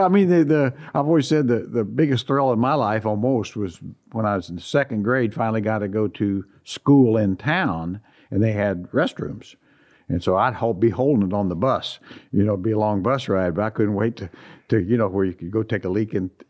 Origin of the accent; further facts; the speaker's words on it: Midwest, United States; I think certainly just my background growing up there and then, you know, going through the small college thing and, and the real world.